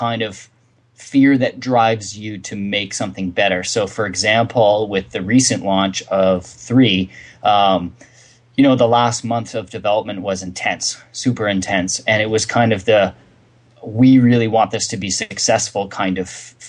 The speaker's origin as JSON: {"language": "English", "country": "Canada", "said": "we're Canadians"}